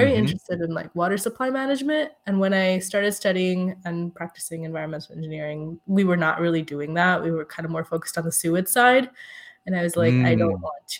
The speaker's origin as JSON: {"language": "English", "country": "Saudi Arabia", "tie": "born or raised there", "also_born_or_lived": "India", "said": "growing up in Saudi Arabia and being ethnically Indian and living in India for a few years as well, I feel we had a fairly privileged life."}